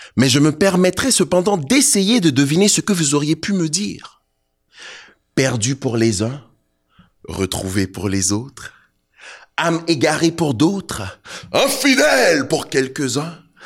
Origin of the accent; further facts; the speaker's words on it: Côte d’Ivoire; also born or lived in Togo (ancestry); now in Canada; suis d'origine togolaise, je suis né en Côte d'Ivoire, ça fait 22 ans que je suis au Canada.